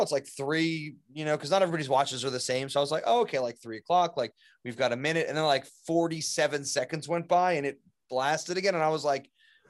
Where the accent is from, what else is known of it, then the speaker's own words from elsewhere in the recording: Mississippi, United States; I'm from Mississippi.